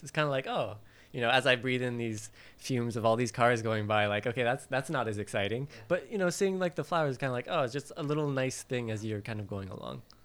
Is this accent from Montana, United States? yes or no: no; Valley Center, California, United States; moved away as an adult; now in Japan; I'm originally from uh, Southern California, near San Diego, a very small town that people have never heard